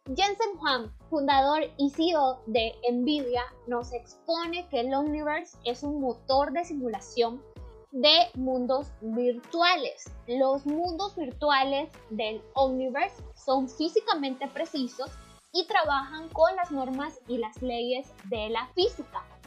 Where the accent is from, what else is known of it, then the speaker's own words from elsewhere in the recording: Nicaragua; me encuentro en León, Santiago de los Caballeros, una hermosísima ciudad que se encuentra en mi país, Nicaragua